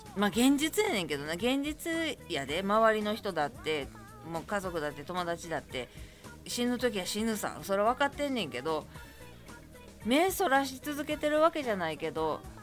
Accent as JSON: {"language": "Japanese", "town": "Kobe", "region": "Hyogo", "country": "Japan", "tie": "born or raised there", "said": "私灘区なんで隣です"}